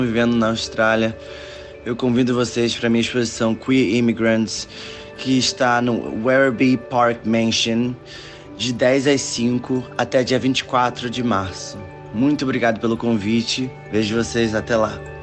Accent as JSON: {"language": "Portuguese", "town": "Nilópolis", "region": "Rio de Janeiro", "country": "Brazil", "tie": "born or raised there", "moved": "as an adult", "lives_now": "London, United Kingdom", "said": "Eu nasci uh, em Nilópolis, na Baixada Fluminense"}